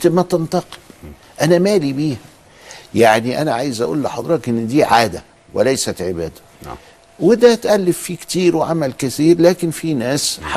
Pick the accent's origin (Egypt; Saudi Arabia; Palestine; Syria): Egypt; إحنا عندنا في مصر هنا